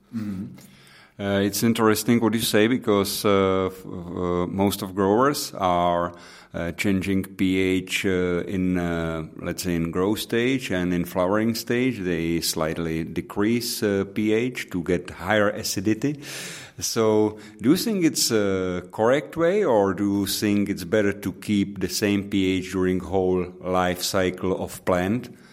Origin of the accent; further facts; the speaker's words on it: Pilsen, Plzeň Region, Czechia; English is a second language; my hometown in Pilsen